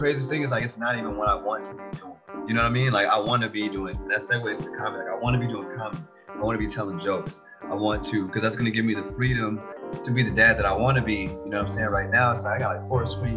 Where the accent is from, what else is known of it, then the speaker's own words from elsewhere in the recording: Chicago, Illinois, United States; I'm from Chicago